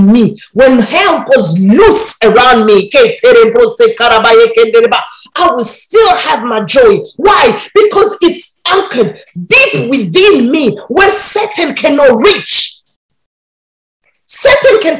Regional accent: Burundi; I grew up in Burundi

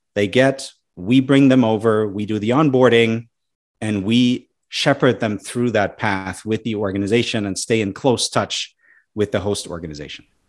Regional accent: Germany; moved away as an adult; now in United States; I'm an immigrant myself to the U S, right? At some point, I might go back to my home country. And in any event, I'm always connected back to Germany

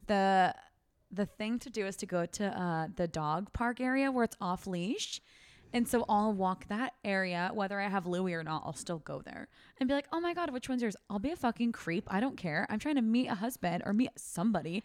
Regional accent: Fair Oaks, California, United States; My hometown, Fair Oaks, California

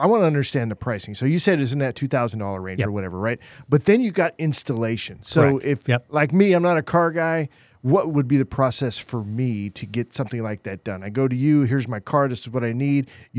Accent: California, United States; also born or lived in Oregon; now in Texas, United States; California, Southern Oregon. We didn't have air conditioning, wasn't really needed there until I ended up here in Texas.

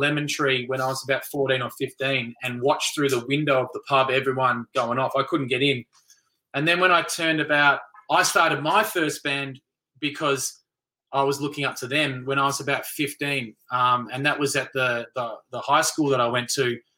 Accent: Melbourne, Victoria, Australia; when we grew up in Melbourne

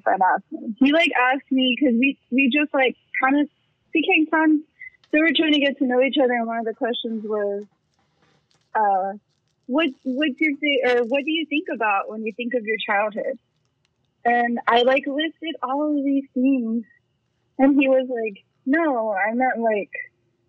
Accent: San Antonio, Texas, United States; I was born and raised in San Antonio, Texas. I'm still here. I'm actually currently living in my childhood home.

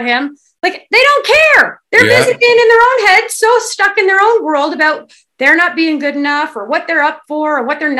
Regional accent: Kingston, Ontario, Canada; I come from a small town. I'm from Kingston, Ontario

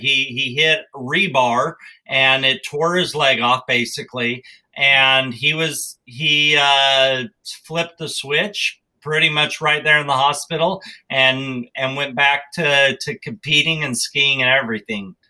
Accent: Wyoming, United States; I grew up in Wyoming

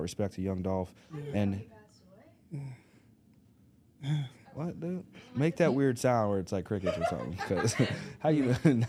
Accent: Little Rock, Arkansas, United States; I grew up in Little Rock, Arkansas.

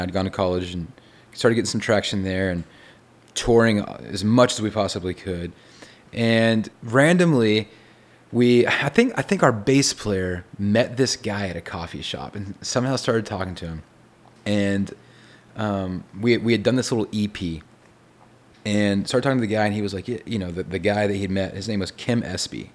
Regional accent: Texas, United States; I'm from Texas

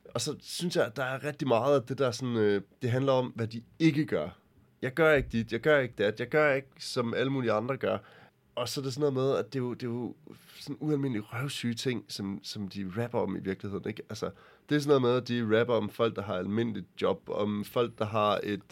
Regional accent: Denmark; jeg er fra Jylland

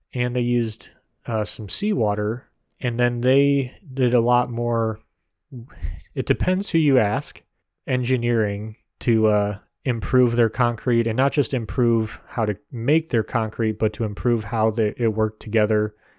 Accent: United States; as an American

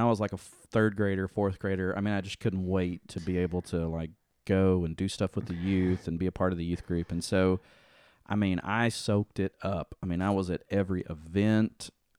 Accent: Dover, Tennessee, United States; So I grew up in Dover, Tennessee, which is a pretty small town, and went to the First Baptist there.

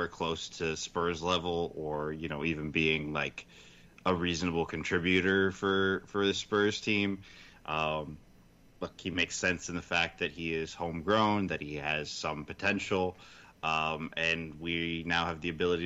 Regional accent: United States; I'm an American homer

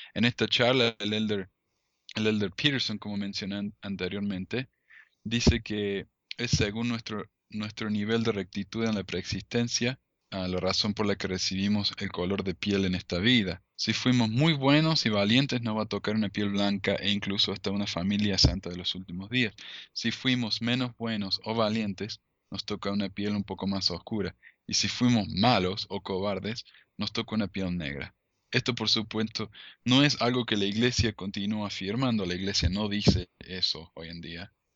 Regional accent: Argentina; now in United States; yo soy de, Argentina, ¿no? De descendencia árabe

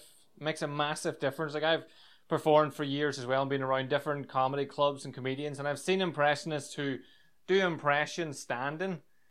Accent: Ireland; As an Irish person

